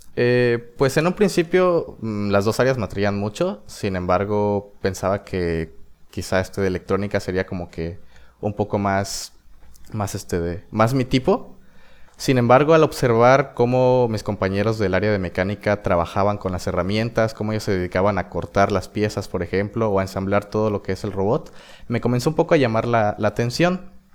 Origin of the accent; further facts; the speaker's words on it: El Espinal, Oaxaca, Mexico; yo soy del Espinal, es un pueblo en la región del Istmo de Tehuantepec, en Oaxaca.